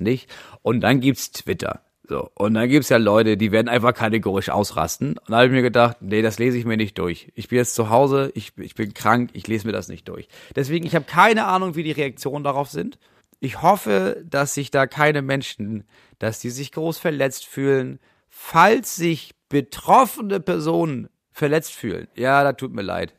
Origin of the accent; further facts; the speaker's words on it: Germany; wir als Deutsche